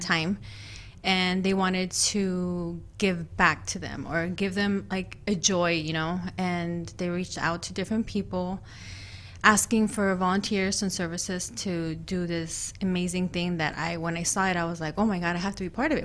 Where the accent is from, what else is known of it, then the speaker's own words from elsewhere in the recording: Phoenix, Arizona, United States; also born or lived in Durango, Mexico; raised here in Phoenix.